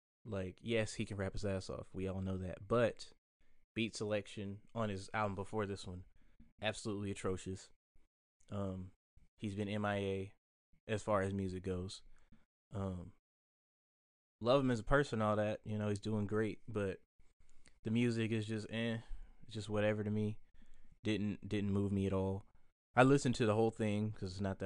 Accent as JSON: {"language": "English", "country": "United States", "said": "some Africans treat us as Black Americans"}